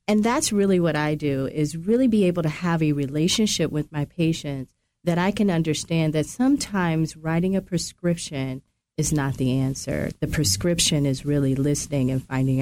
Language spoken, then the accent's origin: English; Nebraska, United States; I grew up in Nebraska